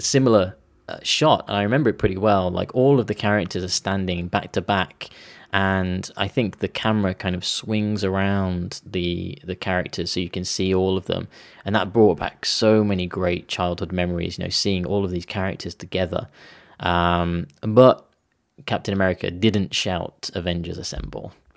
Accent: Tamworth, West Midlands, United Kingdom; my hometown in, in Tamworth

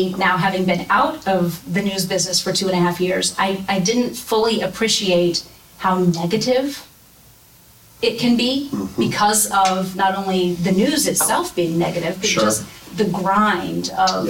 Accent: near Muncie, Indiana, United States; also born or lived in Grand Rapids, Michigan / Fort Wayne, Indiana; And I grew up in Indiana. I grew up, you know, 10 minutes outside of Muncie, and this was home.

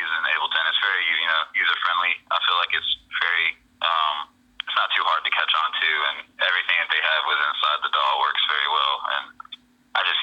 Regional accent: New Orleans, Louisiana, United States; moved away as an adult; now in Dallas, United States; I was born out in New Orleans, Louisiana. Moved out to Dallas, you know, not too long ago.

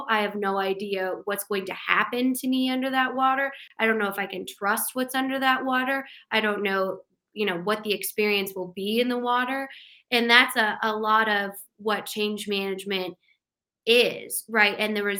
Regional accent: Colorado, United States; we're both from Colorado and it's a landlocked state. We don't have a ton of water.

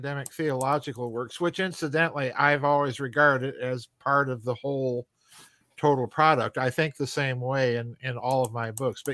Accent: South Dakota, United States; I grew up in South Dakota.

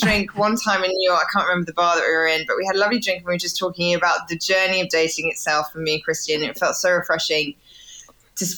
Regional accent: England, United Kingdom; accent: British; now in United States; my accent is it takes probably an extra hour out of my day in America as opposed to in England.

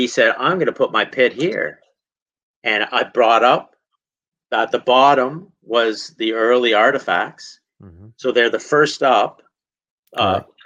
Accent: Southern Ontario, Canada; I grew up in Southern Ontario, 20 minutes from the Serpent Mound Provincial Park

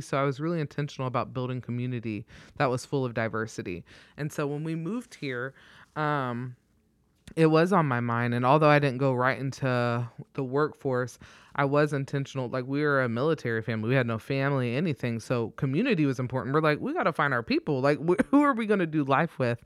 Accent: Troy, Ohio, United States; moved away as an adult; now in Omaha, United States; was born and raised in Troy

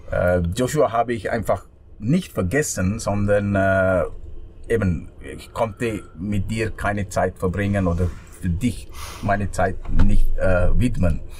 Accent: Sri Lanka; German is a second language; now in Switzerland; weil ich bin äh, in Sri Lanka aufgewachsen.

